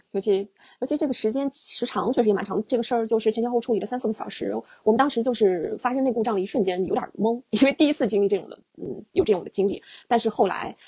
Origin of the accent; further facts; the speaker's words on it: Inner Mongolia, China; 我是来自内蒙古的汉族，对。虽然我，我对我，我整个那个故乡的大内蒙的风景了解得也不是特别充分，对。但是我是来自内蒙古的汉族